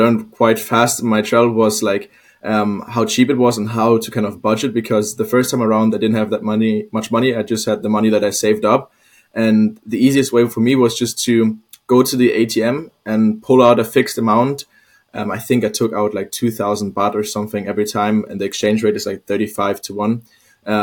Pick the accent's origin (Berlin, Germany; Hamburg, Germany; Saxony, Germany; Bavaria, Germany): Hamburg, Germany; moved away as an adult; now in Copenhagen, Denmark; I'm actually from Hamburg